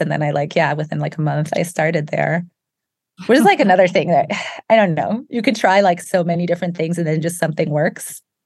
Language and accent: English; Germany; moved away as an adult; also born or lived in England / France; now in United States; I grew up in Germany and then worked in England and studied in England and France